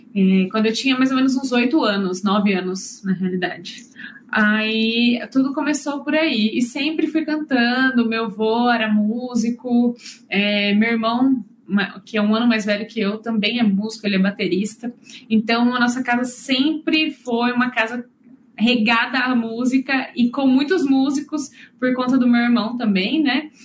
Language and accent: Portuguese; São João da Boa Vista, São Paulo, Brazil; moved away as an adult; now in New Zealand; eu sou de São João da Boa Vista, é, no interior de São Paulo.